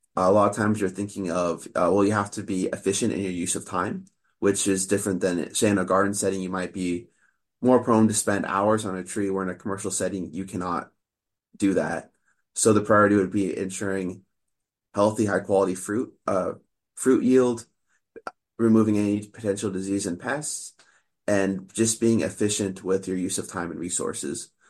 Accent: Sacramento, California, United States; moved away as an adult; now in Oregon, United States; I grew up in the Sacramento area

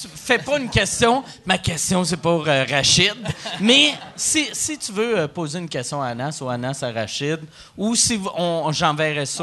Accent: Quebec City, Quebec, Canada; je viens de Québec

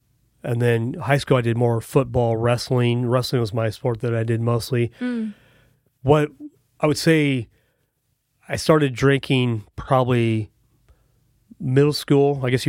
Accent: Prineville, Oregon, United States; moved away; I grew up in the big city of Prineville, Oregon.

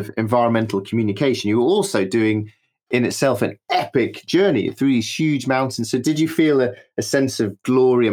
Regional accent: United Kingdom; I'm a British person

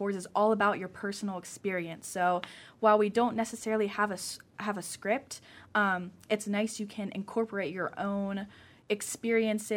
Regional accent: Pittsburgh, Pennsylvania, United States; moved away as an adult; now in Akron, United States; Yeah, so I am from Pittsburgh, Pennsylvania, so it's a couple hours away

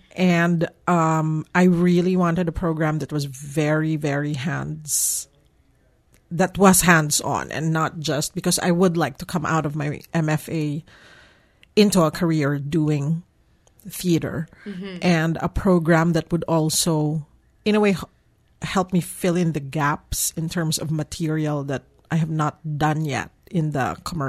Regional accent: Philippines; moved away as an adult; I came from the Philippines coming here, yes.

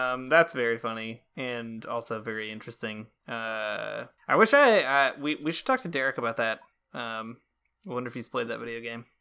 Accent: rural Michigan, United States; I grew up in rural Michigan, in the middle of nowhere

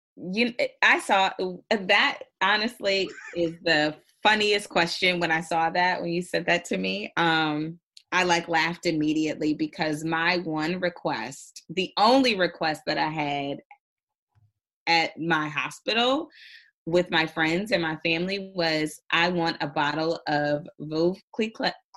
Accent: Indiana, United States; now in New York, United States; I'm originally from Indiana, so I I'm used to very rural towns.

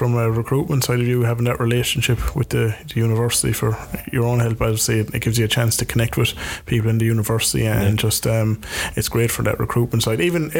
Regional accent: Cork, Munster, Ireland; I said I was from Cork

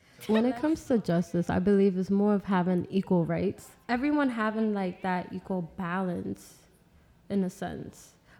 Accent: New York City, New York, United States; I'm 23. I'm from Brooklyn, Flatbush.

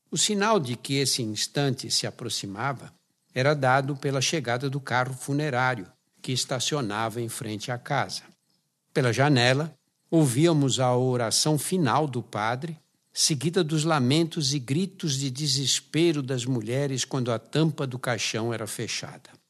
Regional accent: São Paulo, Brazil; Pessoalmente, fui marcado pela conotação dramática da morte em minha infância no Brás, habitado por imigrantes oriundos de pequenas aldeias da Itália, de Portugal e Espanha que vinham atrás de trabalho nas fábricas do bairro de São Paulo.

